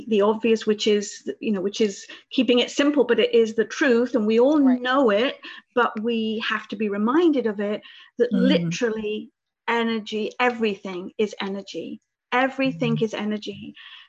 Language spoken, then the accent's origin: English; Reading, South East England, United Kingdom; moved away as an adult; also born or lived in Albany / Florida; now in United States; I come from the United Kingdom, right southwest of London in Reading in Berkshire, which is near Windsor.